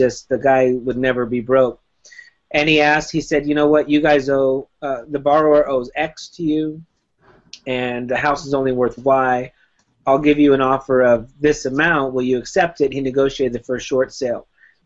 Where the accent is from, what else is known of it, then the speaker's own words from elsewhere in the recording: Miami, Florida, United States; moved away as an adult; also born or lived in Whittier, California; now in California, United States; I moved to California from Miami in 1995 when I was 19 years old